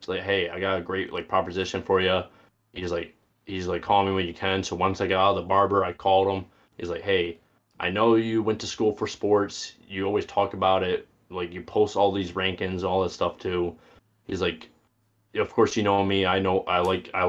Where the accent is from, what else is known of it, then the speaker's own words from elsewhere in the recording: Fulton, New York, United States; I grew up in Fulton there, which is near Oswego, in between Oswego and Syracuse